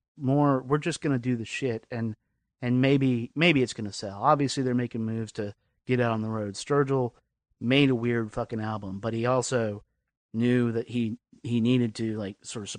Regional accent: Lynchburg, Virginia, United States; the South that I remember growing up. And I was in Virginia

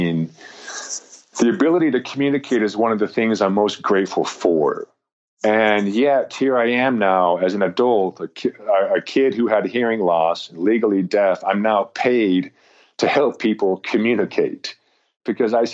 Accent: Intermountain West, United States; you and I were raised in Rocky Mountain, Intermountain West American cultures and values

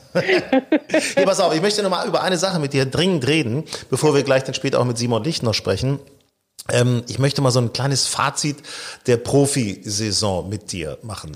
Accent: Lower Saxony, Germany; ich bin ja gebürtig in Niedersachsen

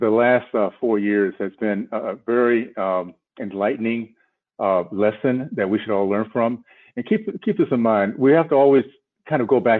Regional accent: Tallahassee, Florida, United States; moved away; also born or lived in Philadelphia, Pennsylvania; growing up in the Deep South, Tallahassee, in a segregated community

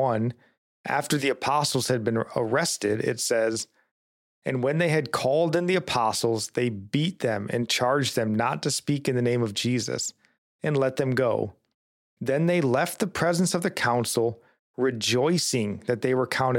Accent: United States; we as American Christians

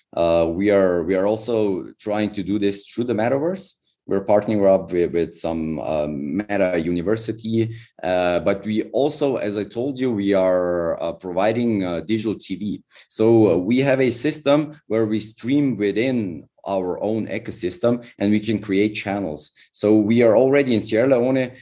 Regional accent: Slovenia; I'm from Slovenia

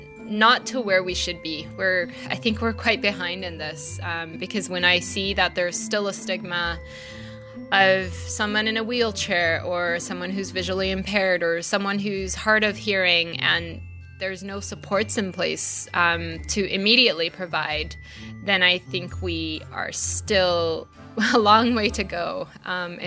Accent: Malaysia; moved away; When I grew up in Malaysia, I did go to a private school

